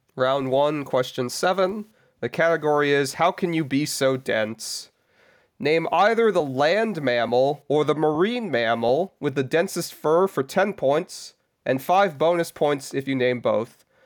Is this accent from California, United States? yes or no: yes; Southern California, United States; I come from SoCal